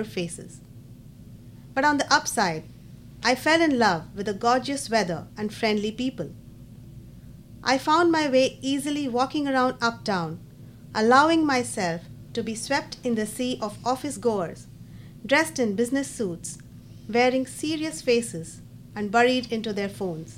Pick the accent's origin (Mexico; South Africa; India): India; moved away as an adult; also born or lived in Raleigh, United States; now in Charlotte, United States; It's the city that I have lived in for the longest time after I moved from my home country, India.